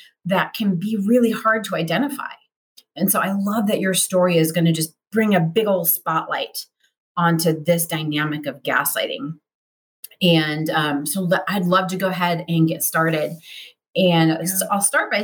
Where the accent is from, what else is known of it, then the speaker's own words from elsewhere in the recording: United States; us Americans